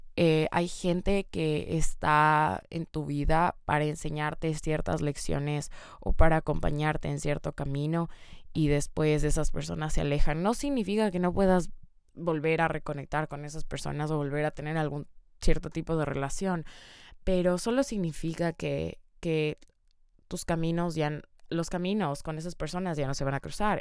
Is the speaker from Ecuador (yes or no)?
yes; Ecuador; moved away; yo soy de Ecuador